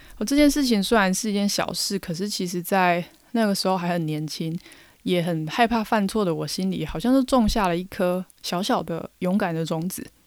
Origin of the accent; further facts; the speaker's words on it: Taiwan; 我们台湾人讲英文带一点台湾味